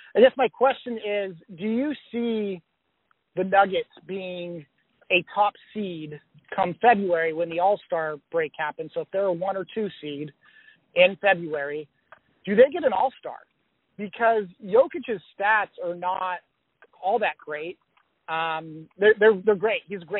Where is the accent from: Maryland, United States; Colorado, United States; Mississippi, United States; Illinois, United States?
Colorado, United States; Denver; now in San Jose, United States; from San Jose, California. Born and raised in Denver, though.